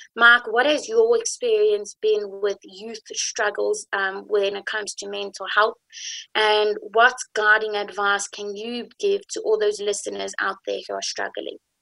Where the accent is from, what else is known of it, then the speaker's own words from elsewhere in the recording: South Africa; also born or lived in Jerusalem, Israel; I'm white, and I'm South African